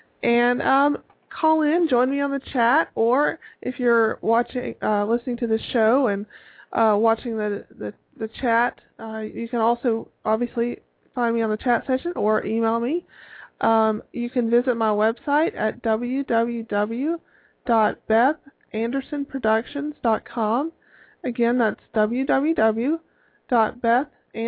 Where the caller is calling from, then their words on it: Tallahassee, Florida, United States; I come from you from Tallahassee, Florida, and it has gone from being fairly mild temperatures to being in the full-blown mid-80s